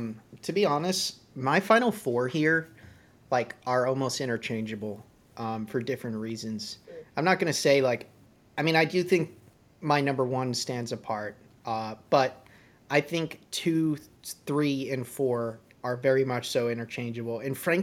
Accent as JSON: {"language": "English", "region": "West Coast", "country": "United States", "tie": "born there", "said": "I was born on the West Coast and I grew up going out to California a lot."}